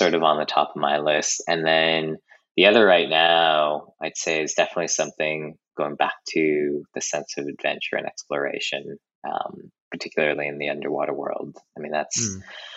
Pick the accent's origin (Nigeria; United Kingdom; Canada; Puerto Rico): Canada; growing up in Canada, I had a really interesting relationship with Japanese culture.